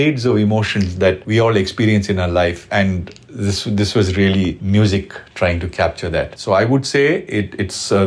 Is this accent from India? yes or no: yes; Bangalore, Karnataka, India; moved away as an adult; now in Mumbai, India; I was born and brought up in Bangalore